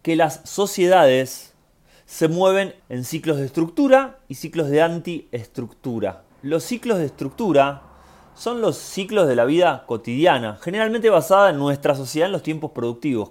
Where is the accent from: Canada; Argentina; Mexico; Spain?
Argentina; como argentino